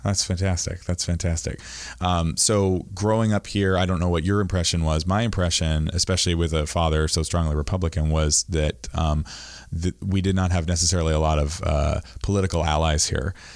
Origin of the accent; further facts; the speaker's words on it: Camden, Maine, United States; I grew up here in Camden